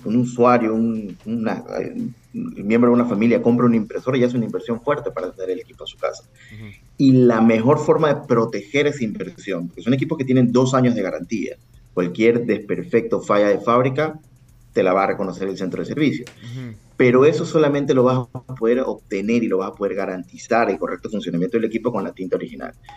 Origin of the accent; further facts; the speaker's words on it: Ecuador; also born or lived in Guayaquil; soy ecuatoriano, tengo base en Ecuador